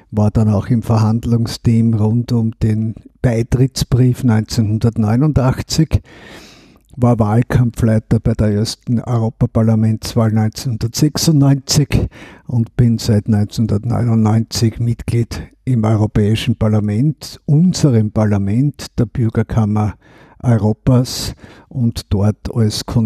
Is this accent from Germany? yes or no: no; Eastern Austria, Austria; Und gerade als Österreicher, als Ostösterreicher, habe ich erlebt, dass wir ja wie in einem Sandwich zwischen Ost und West gelegen sind.